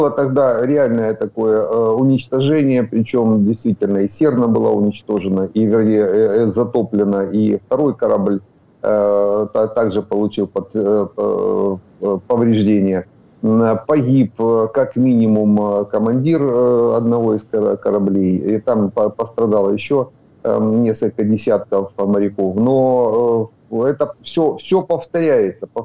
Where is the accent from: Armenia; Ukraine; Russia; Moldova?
Ukraine; Donetsk Oblast; я донецкий, я, Дон, я, я с Донбасса.